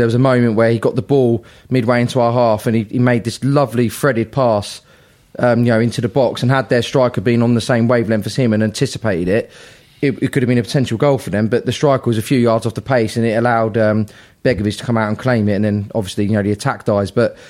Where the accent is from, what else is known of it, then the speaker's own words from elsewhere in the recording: Peterborough, East of England, United Kingdom; And I'm from Peterborough as well.